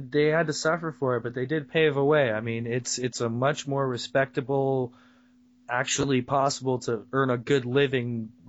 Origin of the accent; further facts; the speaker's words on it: United States; I'm American. I barely speak English as it is.